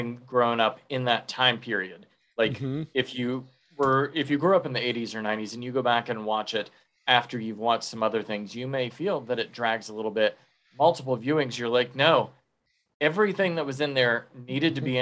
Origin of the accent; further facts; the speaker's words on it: Sun Coast, Florida, United States; we're from the Sun Coast and we had a lot of people move in here, but not that many.